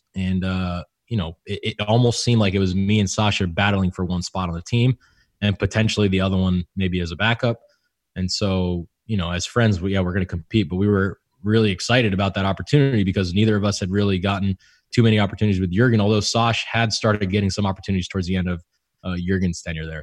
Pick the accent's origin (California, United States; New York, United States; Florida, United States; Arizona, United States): California, United States; moved away; also born or lived in Houston; I'm from California.